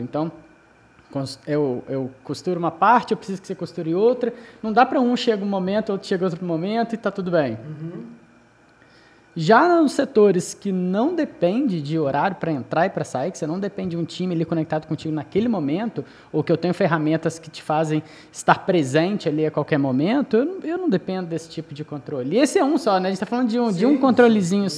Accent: Juiz de Fora, Minas Gerais, Brazil; Eu sou mineiro

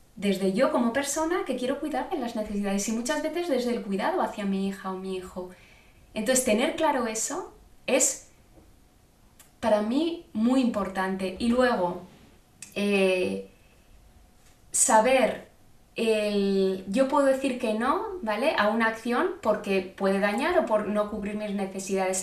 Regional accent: Zaragoza, Aragon, Spain; yo soy de Zaragoza

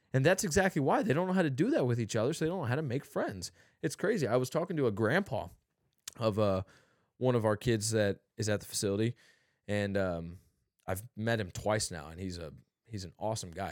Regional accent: St. Louis, Missouri, United States; I told him I was from Saint Louis

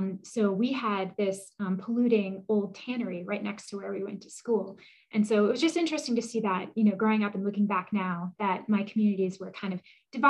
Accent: New Hampshire, United States; I grew up in New Hampshire on a dirt road.

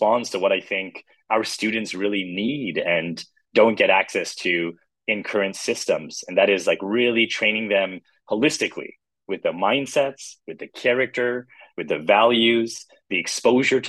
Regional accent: Canada; I was born and raised in Canada.

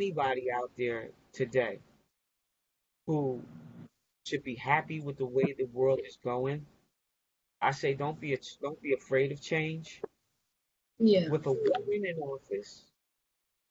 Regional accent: United States

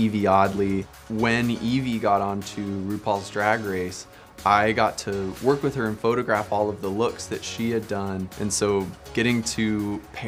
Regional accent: Aurora, Colorado, United States; I'm originally from Aurora, Colorado. Growing up queer in Colorado

